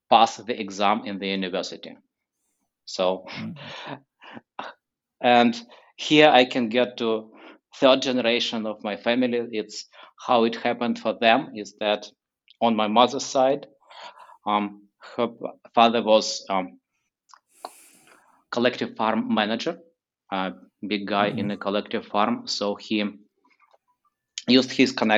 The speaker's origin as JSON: {"language": "English", "region": "Kyiv", "country": "Ukraine", "tie": "born or raised there", "also_born_or_lived": "San Francisco Bay Area, United States", "moved": "as an adult", "lives_now": "San Francisco, United States", "said": "I was born in Kyiv, the capital of Ukraine, in 1980."}